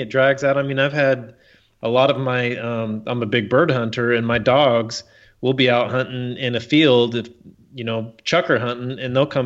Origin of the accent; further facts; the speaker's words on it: Idaho, United States; growing up in Idaho and around a lot of farmers and ranchers